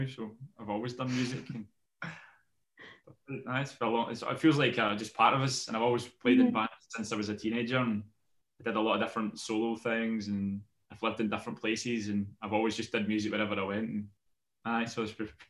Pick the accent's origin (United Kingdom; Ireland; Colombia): United Kingdom; Scotland; moved away as an adult; also born or lived in Amsterdam; now in London, United Kingdom; I'm obviously from Scotland, so all my friends were there and my family and stuff